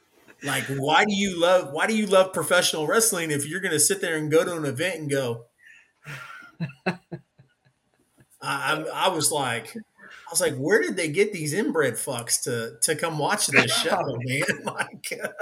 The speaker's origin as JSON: {"language": "English", "town": "Kansas City", "region": "Missouri", "country": "United States", "tie": "born or raised there", "said": "I'm from Missouri. You know, born and raised here. I've only lived outside of Missouri for 4 years of my life. I'm only 34. So, I mean, 30 years of my life I've spent in the Kansas City, Missouri area."}